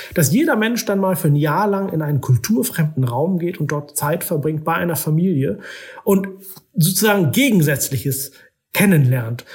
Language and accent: German; Oldenburg, Lower Saxony, Germany; moved away as an adult; also born or lived in Istanbul / Islamabad; now in Vienna, Austria; ich komme aus Norddeutschland